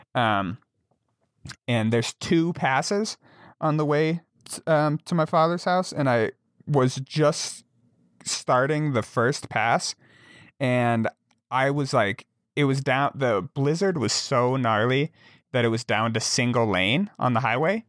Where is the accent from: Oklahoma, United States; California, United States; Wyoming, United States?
Wyoming, United States; Jackson; now in Montana, United States; I grew up in Jackson, Wyoming